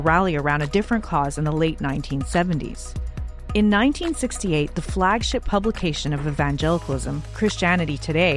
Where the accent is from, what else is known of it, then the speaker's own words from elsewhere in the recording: Canada; moved away as an adult; now in United States; I grew up in Canada as an evangelical